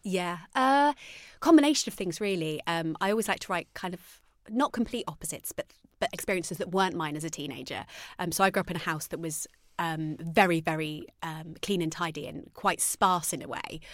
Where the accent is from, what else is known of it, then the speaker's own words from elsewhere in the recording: Arnold, East Midlands, United Kingdom; I grew up in Arnold Nottingham.